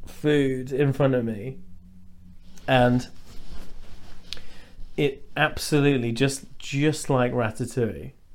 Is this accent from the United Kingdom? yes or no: yes; Lincolnshire, East Midlands, United Kingdom; moved away; I'm from Lincolnshire, which is just like a load of white fucking stupid racist idiots and farms.